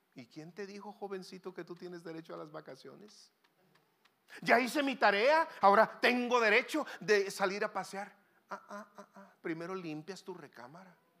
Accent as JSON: {"language": "Spanish", "region": "Sonora", "country": "Mexico", "said": "allá le decimos German chocolate porque somos de Sonora"}